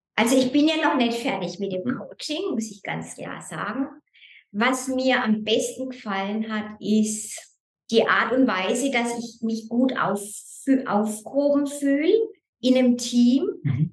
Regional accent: Germany; moved away as an adult; now in Lucerne, Switzerland; ich bin ja ursprünglich Deutsche. Mhm. Ich bin 2004 in die Schweiz gekommen

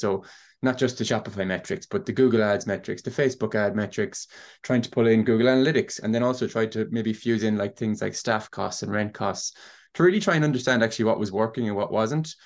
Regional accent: Ennis, County Clare, Ireland; I'm from Ennis in County Clare. I've grown up with e-commerce at home

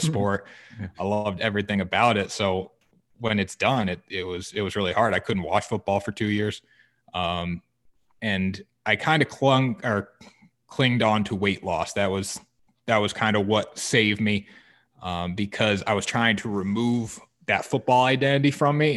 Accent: Essex, Connecticut, United States; I'm from Essex, Connecticut

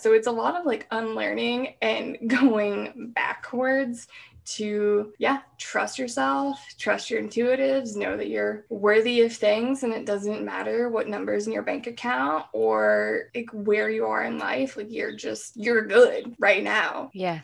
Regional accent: Pacific Northwest, United States; I'm from the Pacific Northwest

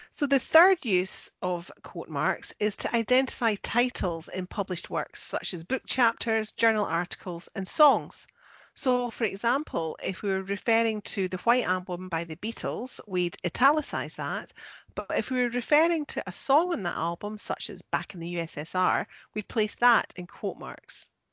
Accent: Scotland, United Kingdom; I'm the Scottish one

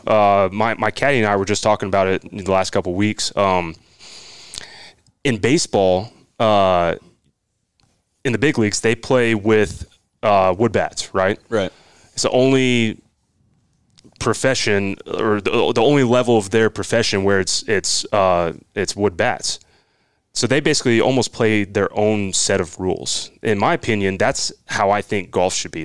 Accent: Midwest City, Oklahoma, United States; growing up in Oklahoma

